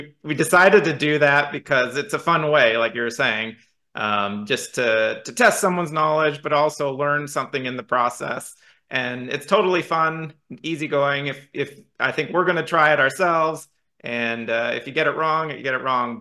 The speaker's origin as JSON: {"language": "English", "town": "Portland", "country": "United States", "tie": "born or raised there", "said": "I grew up in Portland."}